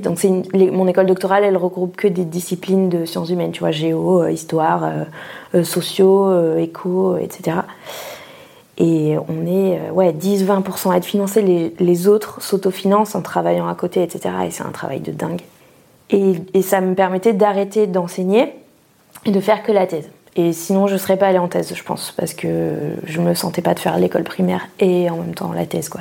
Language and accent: French; Pau, Nouvelle-Aquitaine, France; moved away as an adult; also born or lived in Bordeaux / Toulouse; J'ai grandi sous la pluie euh, à Pau